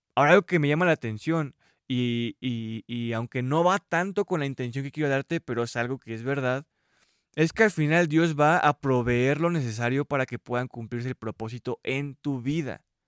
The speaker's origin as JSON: {"language": "Spanish", "country": "Mexico", "said": "yo soy mexicano"}